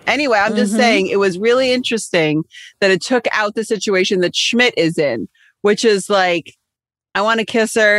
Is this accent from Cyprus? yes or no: yes; Cyprus; moved away; growing up in Cyprus